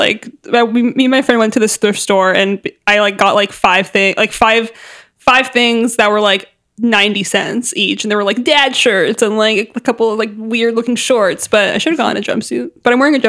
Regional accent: San Diego, California, United States; also born or lived in Anaheim / Syria; even though I was raised primarily in San Diego, I would say I don't think it's my home.

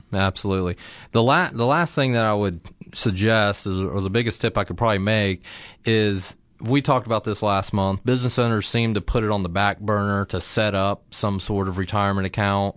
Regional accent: Circleville, Ohio, United States; I'm from Circleville, or at least went to high school down there and graduated

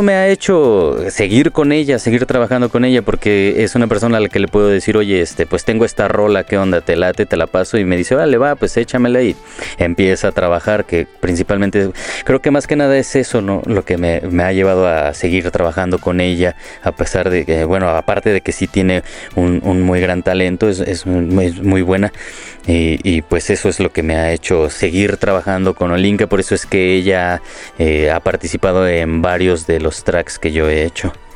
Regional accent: Morelia, Michoacán, Mexico; moved away as an adult; now in Mexico City, Mexico; yo soy de Morelia, eh, tengo ya años viviendo

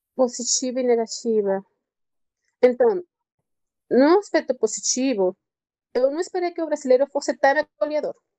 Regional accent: Venezuela; Portuguese is a second language; moved away as an adult; also born or lived in Rio de Janeiro, Brazil; now in Brazil; eu sou venezuelana

